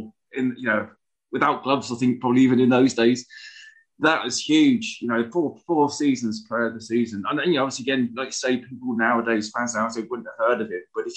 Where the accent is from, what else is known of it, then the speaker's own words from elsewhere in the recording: Earley, South East England, United Kingdom; accent: posh Earley; I'm from early, you know, it's my posh early accent